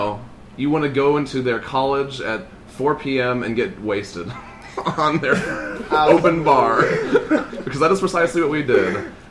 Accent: Arizona, United States; we come from a faraway, distant land of Arizona. Nick and I do.

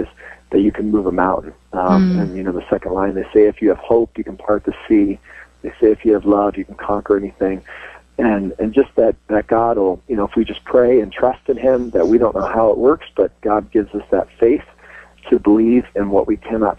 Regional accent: New York, United States; I grew up in New York as a cradle Catholic

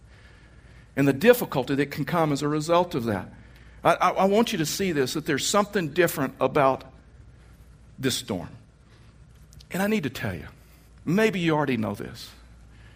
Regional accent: Texas, United States; moved away; I was raised in Texas

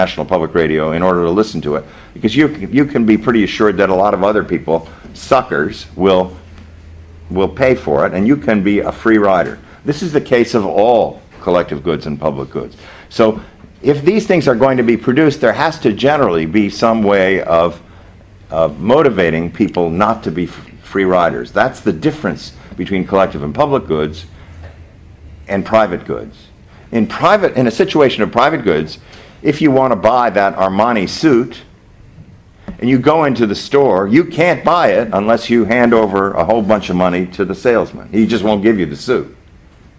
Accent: Arizona, United States; my home state of Arizona

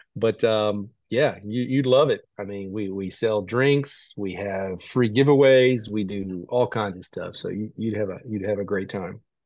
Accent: Chicago, Illinois, United States; moved away; was kinda dabbling in all the sports growing up in Chicago

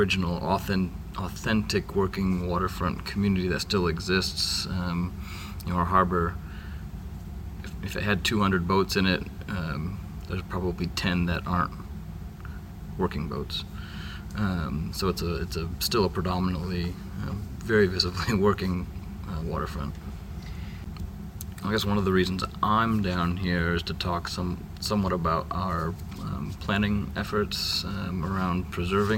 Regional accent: Vinalhaven, Maine, United States; I'm from Vinyl Haven, Maine

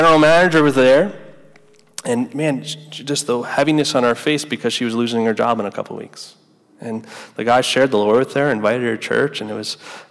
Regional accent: United States; now in Gainesville, United States; I grew up right outside New York City

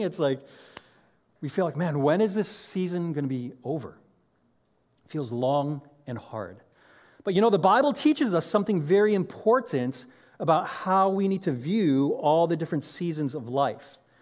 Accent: Chicago, Illinois, United States; moved away as an adult; now in Orange County, United States; I grew up in Chicago

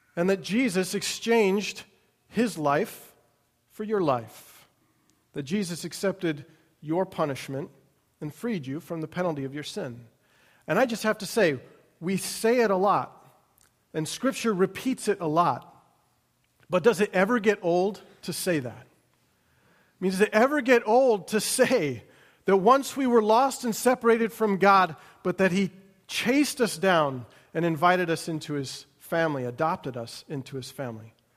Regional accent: United States; who we are as Americans

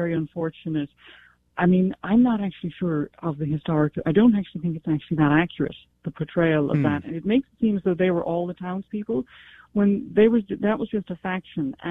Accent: County Cork, Munster, Ireland; I was brought up in Ireland. I was brought up in Ireland with children who had quite filthy mouths. I'm from County Cork

